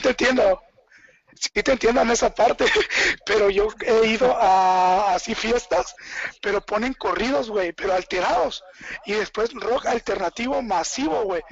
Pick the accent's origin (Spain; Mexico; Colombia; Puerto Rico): Mexico; Chiapas; yo soy de Chiapas